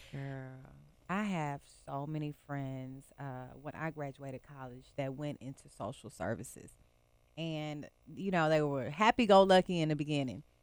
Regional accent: Texas, United States; now in Memphis, United States; growing up in Texas, my mom married this guy

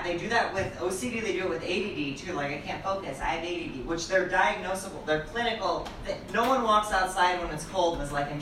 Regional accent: Bartonville, Illinois, United States; moved away; my hometown of Bartonville, Illinois

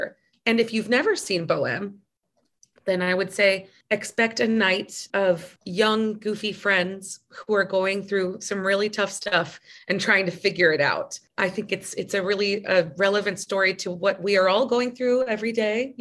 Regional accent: United States; growing up in the United States

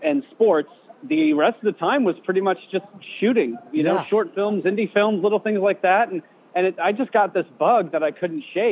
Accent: West Lafayette, Indiana, United States; moved away as an adult; also born or lived in Chicago; I grew up around Purdue University in Indiana

